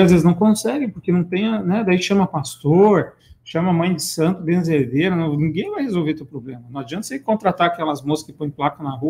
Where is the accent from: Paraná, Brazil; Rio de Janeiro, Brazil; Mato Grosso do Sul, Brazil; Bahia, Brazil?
Paraná, Brazil; Ponta Grossa; moved away; Minha terra natal, Ponta Grossa.